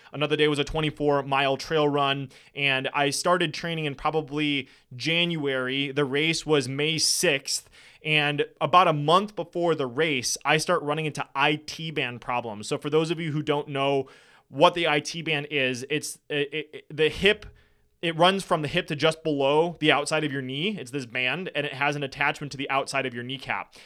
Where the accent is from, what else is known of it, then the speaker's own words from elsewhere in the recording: Wisconsin, United States; I'm from Wisconsin